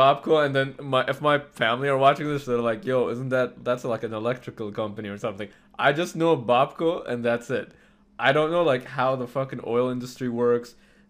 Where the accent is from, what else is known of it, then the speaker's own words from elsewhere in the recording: Bahrain; Even though I'm Middle Eastern, I'm from Bahrain